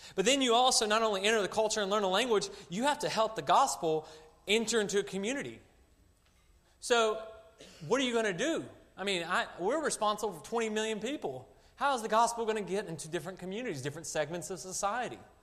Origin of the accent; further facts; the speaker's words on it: Arkansas, United States; moved away as an adult; now in China; I was born and raised in Arkansas